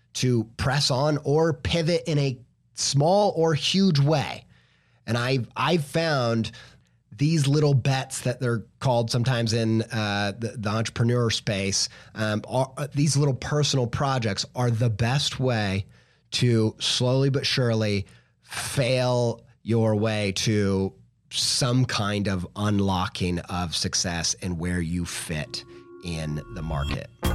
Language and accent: English; Indiana, United States; I'm just from Indiana